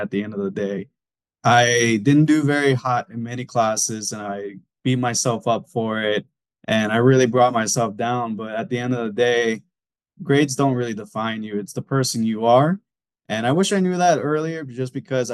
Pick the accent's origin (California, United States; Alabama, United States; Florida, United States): California, United States; Southern; also born or lived in Arizona; growing up in Southern California, I was blessed with many, many theme parks.